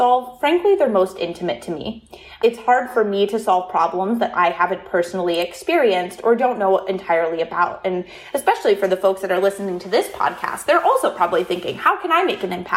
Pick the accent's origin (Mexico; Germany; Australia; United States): United States; Toledo, Ohio; also born or lived in Columbus, Ohio; I'm from Toledo, Ohio, where our company is based in Columbus, Ohio